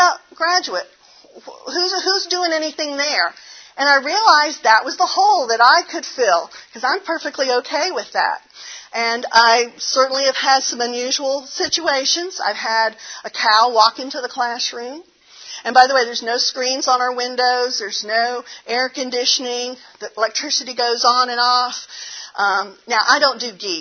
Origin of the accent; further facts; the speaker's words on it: the South, United States; accent: southern; my southern accent comes out.